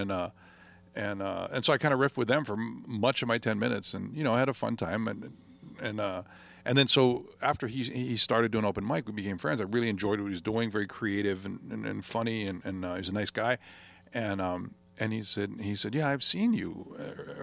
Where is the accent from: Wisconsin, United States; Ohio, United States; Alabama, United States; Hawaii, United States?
Hawaii, United States; as a Hawaiian